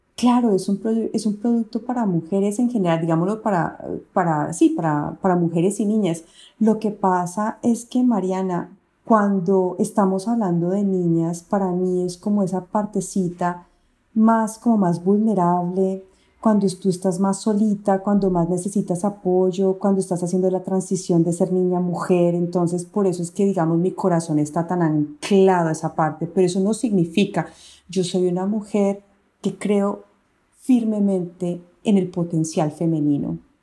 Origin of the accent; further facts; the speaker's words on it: Colombia; yo soy una diseñadora colombiana, diseñadora industrial